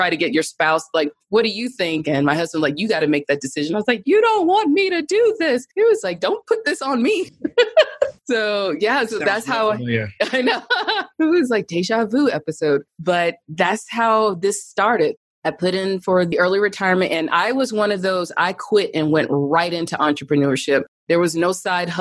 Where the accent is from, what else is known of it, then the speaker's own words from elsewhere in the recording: Birmingham, Alabama, United States; moved away as an adult; also born or lived in Atlanta, Georgia; now in Denver, United States; I grew up in Birmingham, Alabama, just a regular middle-class girl